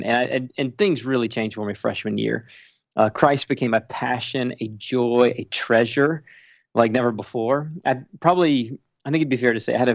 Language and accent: English; Spartanburg, South Carolina, United States; moved away; I grew up in church in Spartanburg, South Carolina